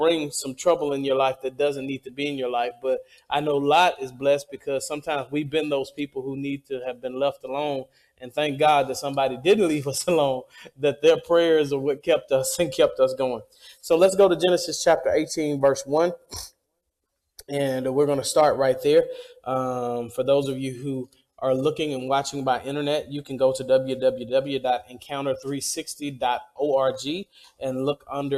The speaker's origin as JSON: {"language": "English", "region": "Mississippi", "country": "United States", "said": "I am from Mississippi, and Mississippi is the hospitality state"}